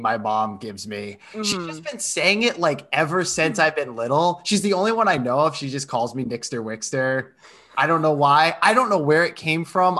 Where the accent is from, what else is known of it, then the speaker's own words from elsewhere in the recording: Rhode Island, United States; I'm from Rhode Island